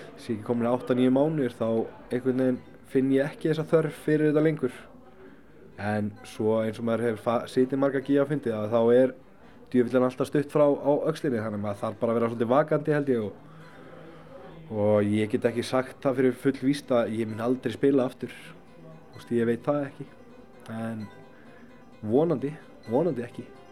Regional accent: Akranes, Western Region, Iceland; ég ólst upp upp á Skaga

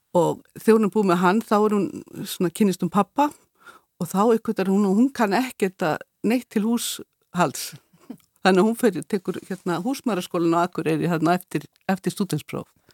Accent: Eyrarbakki, Southern Region, Iceland; ég er frá Eirabakka

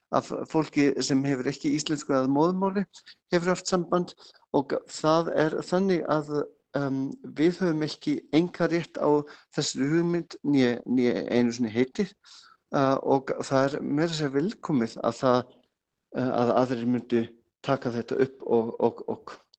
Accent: Bavaria, Germany; Icelandic is a second language; moved away as an adult; now in Iceland; Ég er frá Bæralandi, já. Kom fyrst 87

